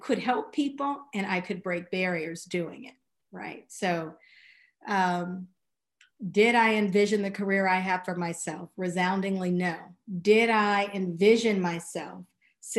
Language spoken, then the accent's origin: English; Chicago, Illinois, United States; moved away as an adult; also born or lived in Hanover, New Hampshire / Switzerland / New York; I was coming from Kenwood